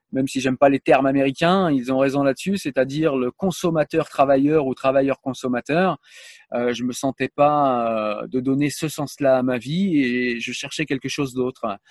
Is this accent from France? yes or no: yes; France; je suis français